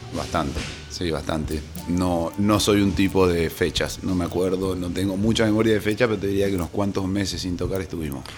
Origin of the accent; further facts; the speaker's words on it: Salta, Argentina; moved away as an adult; now in La Plata, Argentina; Soy salteño.